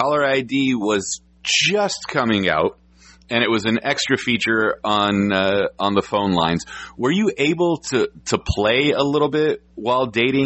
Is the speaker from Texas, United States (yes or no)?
no; San Francisco, California, United States; now in Orange County, United States; I'm originally from San Francisco. I'm Orange County-based.